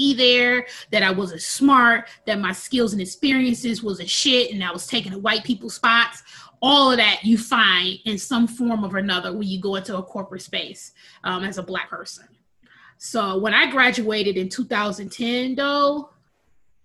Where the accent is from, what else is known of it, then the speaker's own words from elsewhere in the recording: Milwaukee, Wisconsin, United States; I was born and raised in Milwaukee, Wisconsin